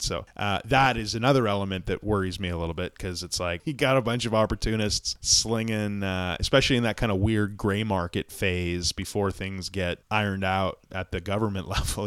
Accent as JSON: {"language": "English", "region": "Ontario", "country": "Canada", "said": "I'm from Ontario"}